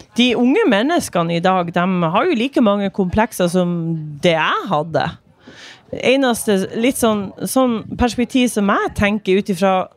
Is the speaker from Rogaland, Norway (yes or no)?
no; Myre, Nordland, Norway; now in Narvik, Norway; Jeg kommer fra Myre i Vesterålen